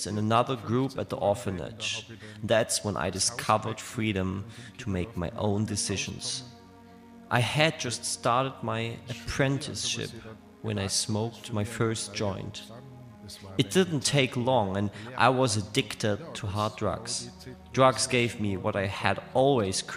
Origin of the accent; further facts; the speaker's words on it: Bregenz, Vorarlberg, Austria; my hometown of Bregenz